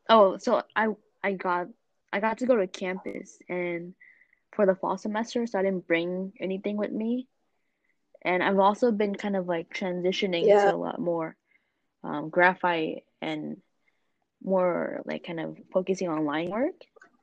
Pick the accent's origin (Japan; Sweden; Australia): Japan; I was born in Japan. I was, you know, I grew up there, so that Japanese side of me is definitely stronger in me.